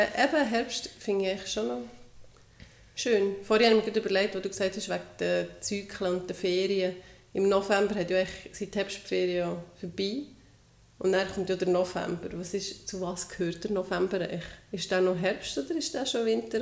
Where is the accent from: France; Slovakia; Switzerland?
Switzerland; Bei uns in der Schweiz